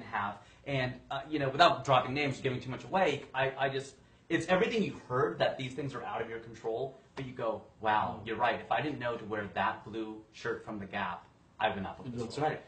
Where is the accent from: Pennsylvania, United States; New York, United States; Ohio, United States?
Ohio, United States; a very white kind of Caucasian sort of thing growing up in Ohio.